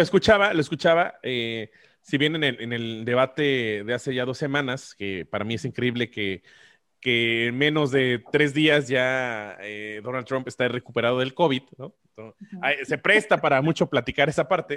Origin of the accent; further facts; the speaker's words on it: Mexico; como mexicanos